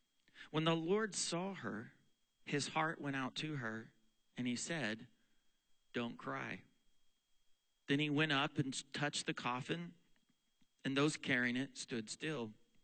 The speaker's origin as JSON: {"language": "English", "region": "Texas", "country": "United States", "also_born_or_lived": "Oklahoma / Pennsylvania", "said": "In fact, this is now where we live in our home state of Pennsylvania. My wife is from here. I'm from Texas and Oklahoma"}